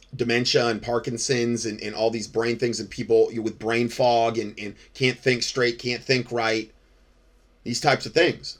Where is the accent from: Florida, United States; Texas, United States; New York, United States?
Florida, United States; Fort Myers; moved away as an adult; now in North Carolina, United States; I'm from Fort Myers, Florida